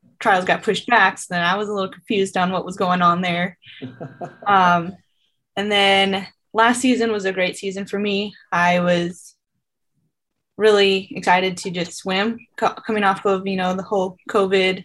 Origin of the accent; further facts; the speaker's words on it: North Dakota, United States; moved away as an adult; now in Fayetteville, United States; I'm from North Dakota